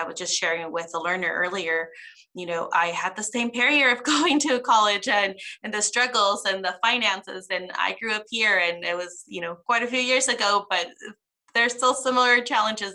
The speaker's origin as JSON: {"language": "English", "town": "Lindsay", "region": "California", "country": "United States", "tie": "born or raised there", "said": "there'll be three of us that are actually born and raised in Lindsay and share very similar culture"}